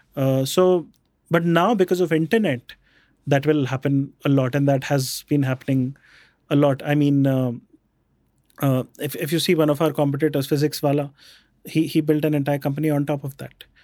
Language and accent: English; Jaipur, Rajasthan, India; also born or lived in Bikaner; we grew up in Jaipur. I was born in Bikaner.